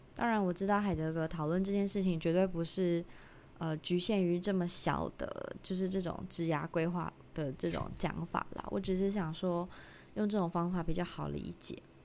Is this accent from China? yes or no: no; Tainan, Taiwan; 我是一个，呃，台南人，我不可能做的一个选择是我，我要变成一个台北人，这样子，因为我就是在台南出生的